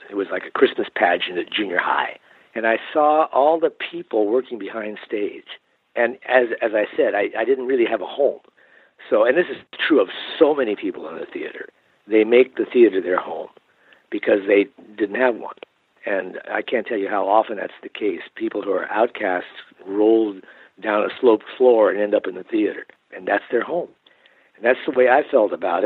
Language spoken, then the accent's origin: English; Los Angeles, California, United States; now in Silicon Valley, United States; I was born in Los Angeles. Grew up in there.